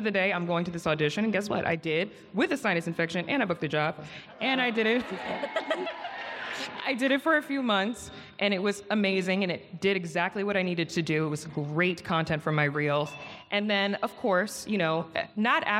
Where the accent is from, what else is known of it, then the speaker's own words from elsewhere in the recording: Potomac, Maryland, United States; moved away as an adult; also born or lived in New York; now in Los Angeles, United States; I'm from Maryland, Yes. DMV in the building. Love it. I'm from Potomac